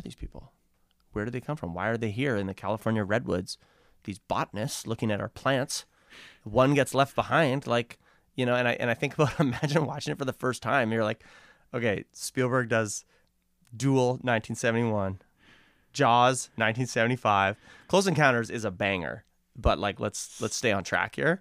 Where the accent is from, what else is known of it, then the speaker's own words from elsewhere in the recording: Vancouver, British Columbia, Canada; we grew up in Kits